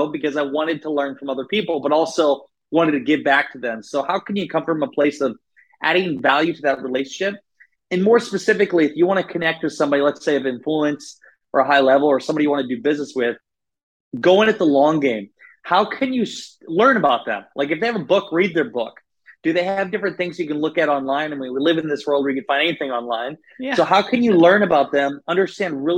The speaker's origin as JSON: {"language": "English", "region": "Northeast Iowa", "country": "United States", "tie": "born or raised there", "said": "I grew up in Northeast Iowa. So I grew up in the Midwest"}